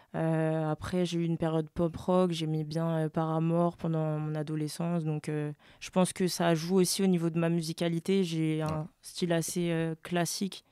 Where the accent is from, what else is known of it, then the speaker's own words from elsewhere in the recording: France; also born or lived in French Guiana; j'ai grandi en France